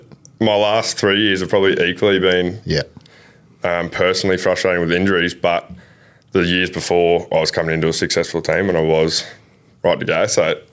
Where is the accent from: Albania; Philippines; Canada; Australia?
Australia; Burpengary, Queensland; also born or lived in Maroochydore; now in Noosa, Australia; I grew up down in Burpengary.